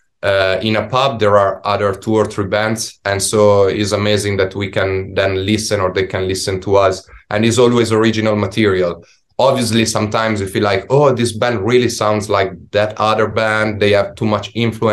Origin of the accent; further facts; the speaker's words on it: Italy; English is a second language; now in London, United Kingdom; we come from Italy